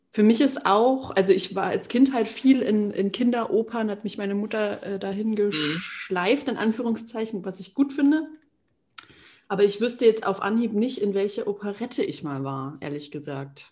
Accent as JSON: {"language": "German", "area": "Berchtesgadener Land", "region": "Bavaria", "country": "Germany", "tie": "born or raised there", "said": "Ich komme aus dem, aus dem Berchtesgadener Land"}